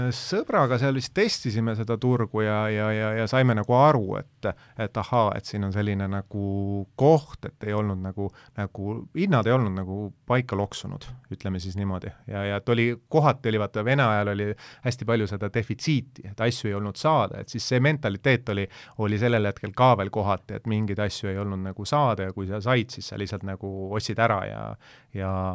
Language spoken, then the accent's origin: Estonian; Tallinn, Harju County, Estonia; ma olen ise Mustamäelt pärit ja, ja, ja elasin äh, Äh, Mustamäe teel Kadakaturu kõrval